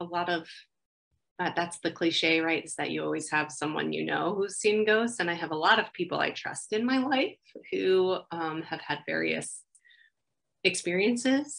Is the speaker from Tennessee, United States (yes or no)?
no; Ringwood, New Jersey, United States; I grew up in Ringwood, New Jersey, and it was called Ringwood Manor.